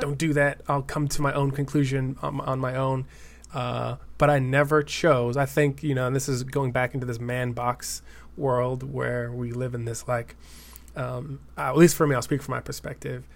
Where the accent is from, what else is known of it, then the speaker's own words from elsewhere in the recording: Denver, Colorado, United States; moved away as an adult; now in East Bay, California, United States; I'm originally from Denver, Colorado